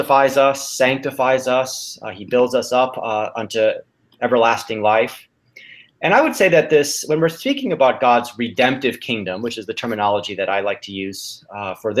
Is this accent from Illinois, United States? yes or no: yes; Chicago, Illinois, United States; now in California, United States; I was born and raised in the Chicago area